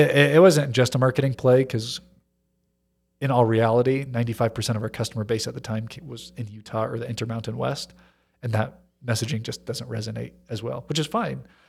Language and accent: English; Hong Kong; Growing up in Hong Kong, it was easy 'cause just north of the border, you know, I knew people who had factory connections